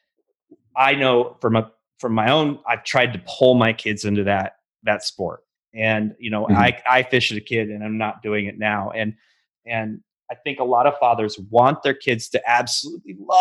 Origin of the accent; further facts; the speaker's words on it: Pacific Northwest, United States; now in Texas, United States; I'm from the Pacific Northwest and grew up fishing trout on lakes with a boat